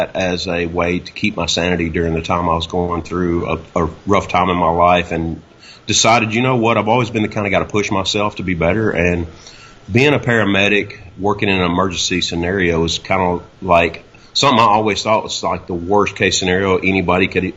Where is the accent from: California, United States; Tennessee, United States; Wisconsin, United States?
Tennessee, United States; a little town north of Nashville; moved away as an adult; now in Naples, Florida, United States; raised in a little town north of Nashville, and you know, just a small town mentality